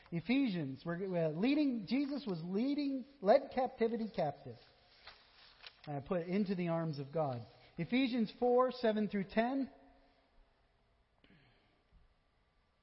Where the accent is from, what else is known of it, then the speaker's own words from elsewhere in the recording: Vermont, United States; I am from Vermont